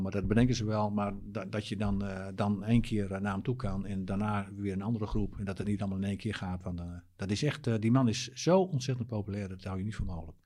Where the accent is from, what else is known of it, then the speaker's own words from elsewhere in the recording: Drenthe, Netherlands; ik kom uit Drenthe.